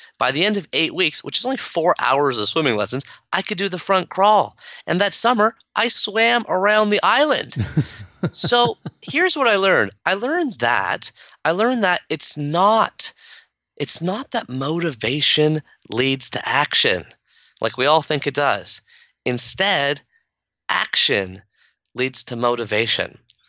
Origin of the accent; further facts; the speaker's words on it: Canada; my mom's from Kenya, my dad's from India, I grew up here in Canada